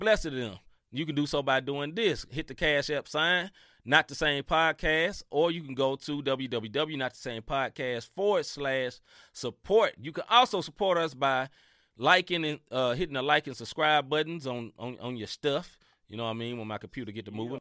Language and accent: English; Memphis, Tennessee, United States; I'm from Memphis, Tennessee. You know what I mean? And I love my city, Memphis, Tennessee